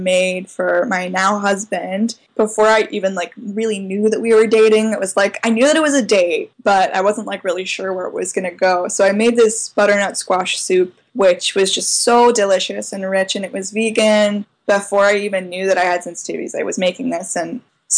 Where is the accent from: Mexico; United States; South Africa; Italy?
United States; Charlottesville, Virginia; I'm from Charlottesville